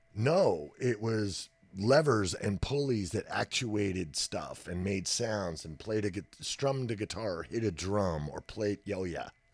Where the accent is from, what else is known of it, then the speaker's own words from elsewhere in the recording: Texas, United States; I was born in Texas. I'm a native.